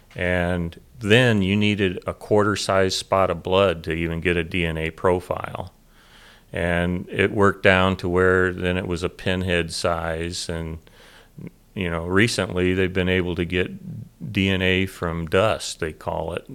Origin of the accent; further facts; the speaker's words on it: Southern Illinois, United States; moved away as an adult; now in Snohomish County, United States; I grew up in Southern Illinois